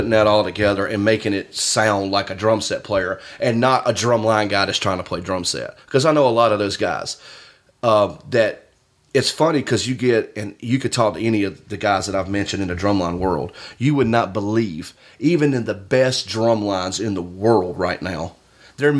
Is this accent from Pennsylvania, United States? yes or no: no; Columbia, South Carolina, United States; also born or lived in Myrtle Beach, South Carolina; I grew up in Columbia, where I was grew up when I was younger before I moved to the beach.